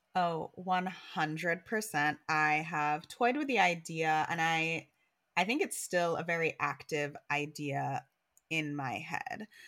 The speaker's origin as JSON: {"language": "English", "country": "Jamaica", "moved": "yes", "lives_now": "New York, United States", "said": "we're Jamaican."}